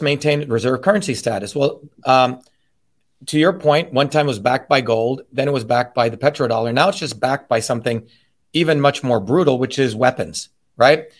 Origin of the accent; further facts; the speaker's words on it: New Jersey, United States; how I would speak growing up in New Jersey.